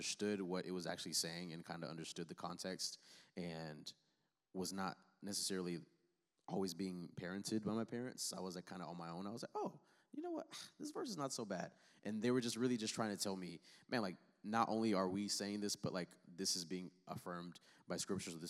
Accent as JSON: {"language": "English", "country": "Angola", "tie": "born or raised there", "said": "so I'm I'm African. So I grew up. I, I was born in Africa in, in Angola, on the south side of Africa."}